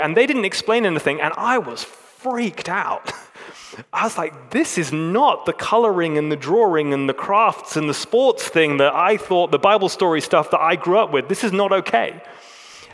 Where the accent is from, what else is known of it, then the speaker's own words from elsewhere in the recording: England, United Kingdom; I'm an English man